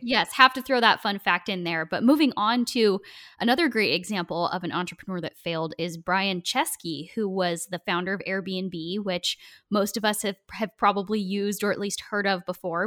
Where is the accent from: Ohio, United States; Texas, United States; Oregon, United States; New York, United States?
Oregon, United States; I'm from Oregon